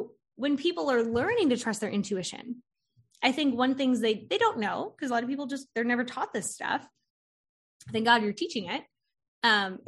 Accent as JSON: {"language": "English", "region": "Florida", "country": "United States", "moved": "yes", "lives_now": "North Carolina, United States", "said": "I'm from Florida originally, and I wanted to move to North Carolina"}